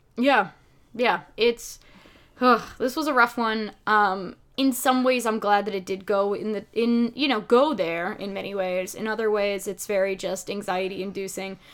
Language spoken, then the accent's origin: English; United States; we are very American